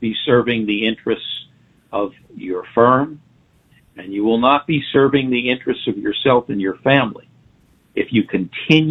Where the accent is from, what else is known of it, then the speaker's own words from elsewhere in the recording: Long Island, New York, United States; I grew up on Long Island.